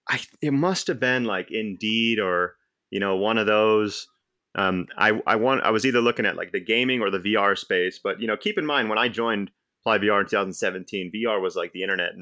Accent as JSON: {"language": "English", "town": "Cupertino", "region": "California", "country": "United States", "tie": "born or raised there", "said": "So I was born and raised in the Silicon Valley, Cupertino, actually. You know, growing up, you tell people you're from Cupertino and they're like, well, where the hell is that?"}